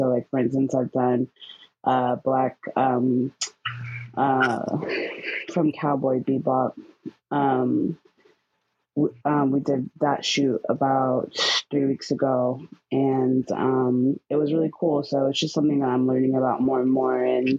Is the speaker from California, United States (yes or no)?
yes; San Diego, California, United States; I'm from San Diego.